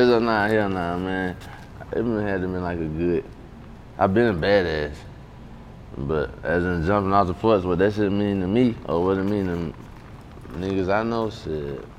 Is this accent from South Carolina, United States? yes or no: yes; Columbia, South Carolina, United States; also born or lived in Manning, South Carolina; I was raised in Columbia, South Carolina, but born in Manning, South Carolina.